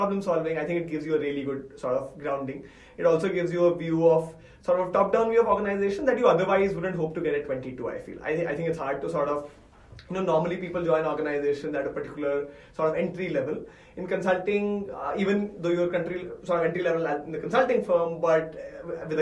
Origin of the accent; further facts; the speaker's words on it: India; I'm an Indian male from a top engineering college.